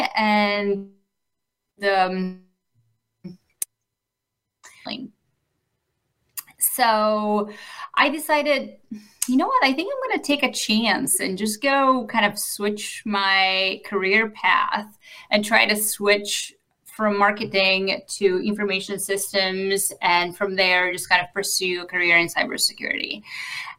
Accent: Bulgaria; moved away as an adult; now in United States; I grew up in Bulgaria

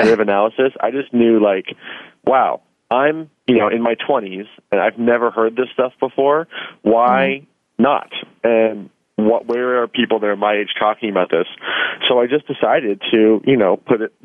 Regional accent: Kansas, United States; moved away; also born or lived in Los Angeles; I'm from Kansas and moved out to Los Angeles at a young age

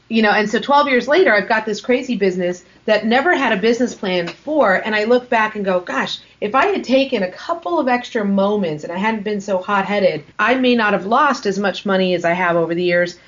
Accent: Los Angeles, California, United States; When I grew up in Los Angeles, I went to a public school

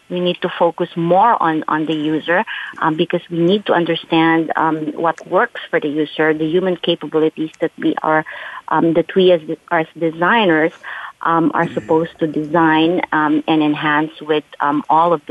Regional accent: California, United States; And because they know I'm from the Silicon Valley

